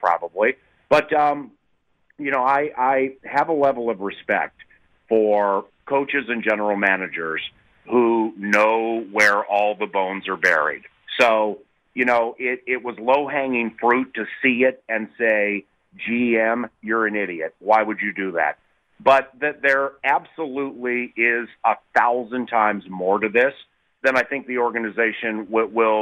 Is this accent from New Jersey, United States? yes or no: no; Washington, District of Columbia, United States; now in Minnesota, United States; growing up in Washington, D.C.